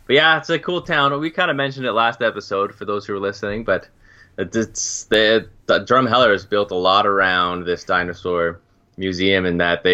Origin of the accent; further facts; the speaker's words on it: Turks & Caicos Islands; I'm from Turks and Caicos